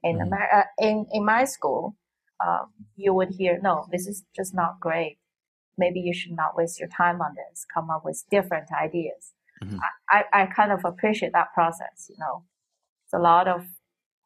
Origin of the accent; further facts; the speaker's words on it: Xi'an, Shaanxi, China; English is a second language; moved away as an adult; also born or lived in Beijing / New York; my hometown, Xi'an.